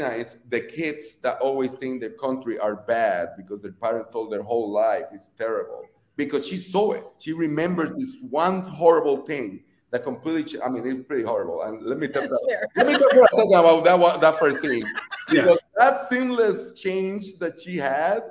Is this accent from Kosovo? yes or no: no; Puerto Rico; moved away as an adult; now in United States; I'm not first generation, I'm the immigrant. I was born and raised in Puerto Rico